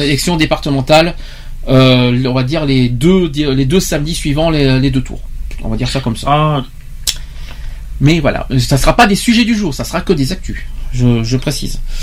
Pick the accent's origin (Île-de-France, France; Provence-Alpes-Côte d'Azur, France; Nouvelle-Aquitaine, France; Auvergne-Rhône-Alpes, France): Nouvelle-Aquitaine, France; Gironde; chez nous en Gironde